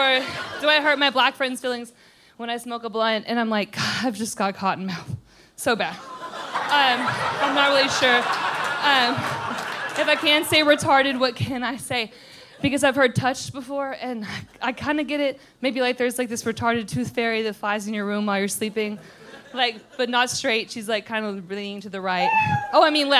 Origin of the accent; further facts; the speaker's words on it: East Texas, United States; also born or lived in Tyler, Texas; I'm from East Texas